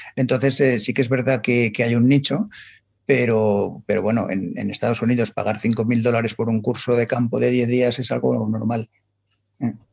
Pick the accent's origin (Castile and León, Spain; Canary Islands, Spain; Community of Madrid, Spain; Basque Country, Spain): Community of Madrid, Spain; Madrid; nací en Madrid, en, en, la más dentro de la M30, en lo cual un ambiente súper urbanita